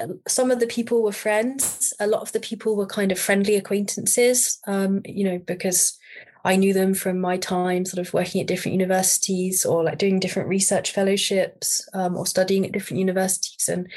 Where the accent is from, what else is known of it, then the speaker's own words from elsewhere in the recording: United Kingdom; I'm British.